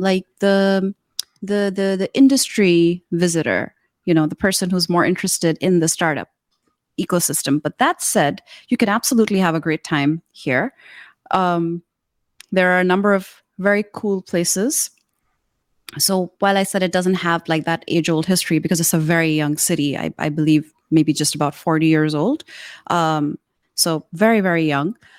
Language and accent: English; Karachi, Sindh, Pakistan; now in Shenzhen, China; in Karachi, which is the city I grew up in in Pakistan